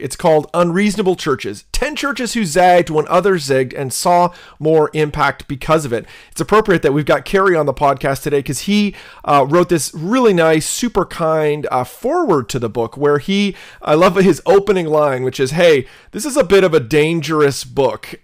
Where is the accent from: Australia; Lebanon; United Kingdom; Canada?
Canada; now in United States; I'm a Canadian